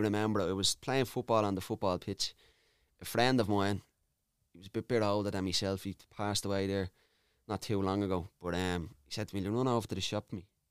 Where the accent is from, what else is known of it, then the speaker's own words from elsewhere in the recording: Dublin, Leinster, Ireland; I grew up in Charlotte Mount Street